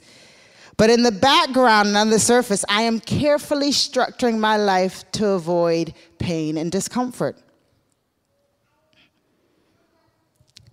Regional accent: the South, United States; growing up in the South in the black community

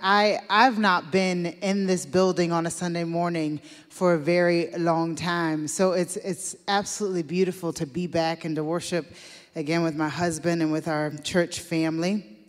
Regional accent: Deep South, United States; I grew up in the Deep South in the U S in a black family led by women

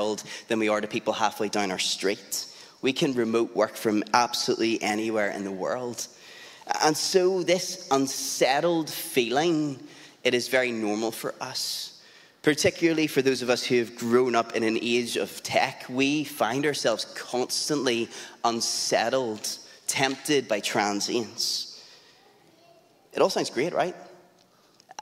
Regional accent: Lisburn, Northern Ireland, United Kingdom; also born or lived in South Belfast / East Belfast; I grew up in and around Lisburn

